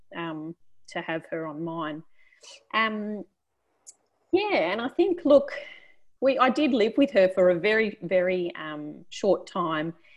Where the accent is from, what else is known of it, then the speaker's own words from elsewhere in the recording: Australia; I was from Australia